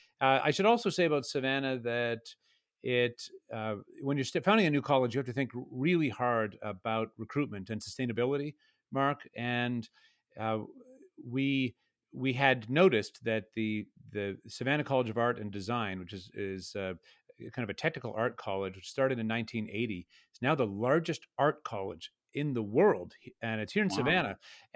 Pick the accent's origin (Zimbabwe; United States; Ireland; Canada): Canada; Though I grew up in Canada, it might be the case that there is more of a receptivity to such a project here in Georgia than there might be in other places.